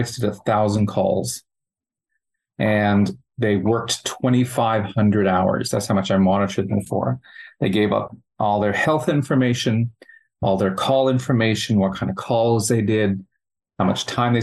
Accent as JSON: {"language": "English", "country": "Canada", "accent": "Canadian", "moved": "as an adult", "lives_now": "Australia", "said": "obviously from the accent, you could tell I'm from Canada. Been in Australia for 10 years"}